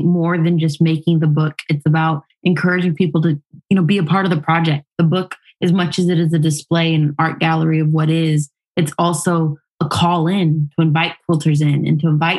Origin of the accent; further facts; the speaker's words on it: Chicago, Illinois, United States; I was raised in Chicago.